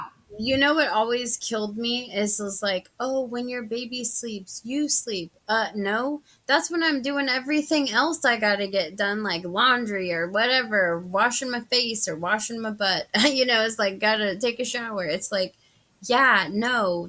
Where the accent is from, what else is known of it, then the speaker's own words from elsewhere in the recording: California, United States; born there; I was born in California and my dad's side, they're all still over there.